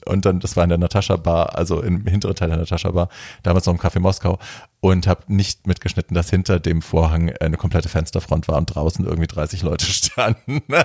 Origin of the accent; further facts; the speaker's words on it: Hesse, Germany; ich komme ja aus Hessen, aus der Ecke